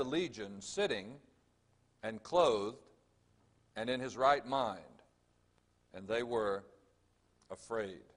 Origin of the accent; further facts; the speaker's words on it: Jacksonville, Florida, United States; also born or lived in Georgia; now in Orlando, United States; Originally, I'm from Jacksonville, Florida